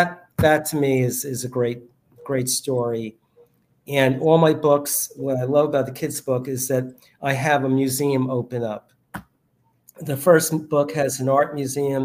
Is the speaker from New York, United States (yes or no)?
yes; New York City, New York, United States; I grew up in New York City, grew up in the Bronx